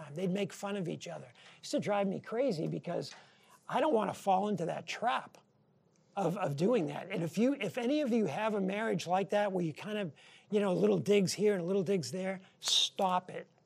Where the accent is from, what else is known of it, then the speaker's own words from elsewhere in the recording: New Hampshire, United States; moved away as an adult; our friends growing up in New Hampshire